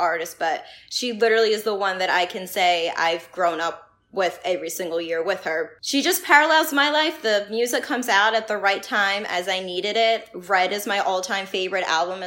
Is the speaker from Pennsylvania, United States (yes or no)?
yes; Philadelphia, Pennsylvania, United States; I grew up in South Philly